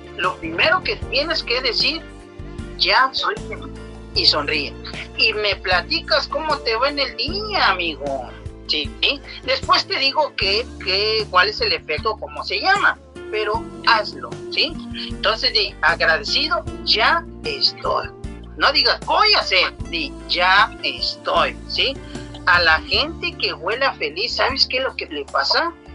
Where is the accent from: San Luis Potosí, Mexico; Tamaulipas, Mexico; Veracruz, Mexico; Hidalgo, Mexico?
Tamaulipas, Mexico; Ciudad Victoria; nosotros somos de Ciudad Victoria, Tamaulipas